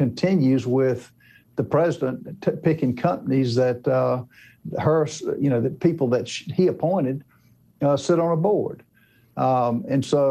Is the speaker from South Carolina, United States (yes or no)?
yes; South Carolina, United States; my home state of South Carolina